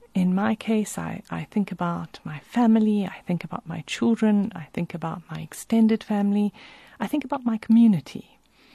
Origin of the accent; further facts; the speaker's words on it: South Africa; I think about growing up in South Africa